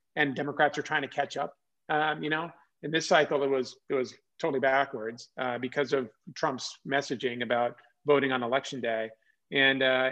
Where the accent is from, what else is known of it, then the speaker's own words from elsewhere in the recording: California, United States; moved away; also born or lived in Oklahoma; I grew up in California